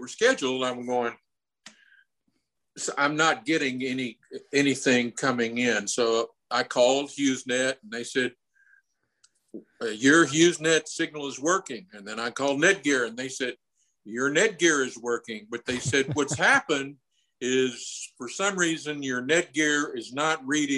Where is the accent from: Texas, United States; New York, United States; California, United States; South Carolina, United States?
Texas, United States; Fort Worth; also born or lived in Austin, Texas / Colorado; I'm from Fort Worth